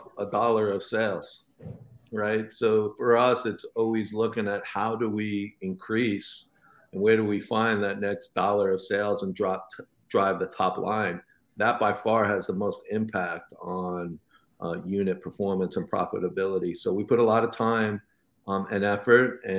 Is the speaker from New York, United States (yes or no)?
yes; New York, United States; growing up in New York, you know, we had the local candy store